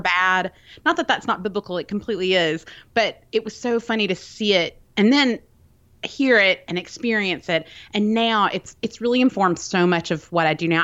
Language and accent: English; Birmingham, Alabama, United States; I'm from Birmingham, Alabama. I live there now.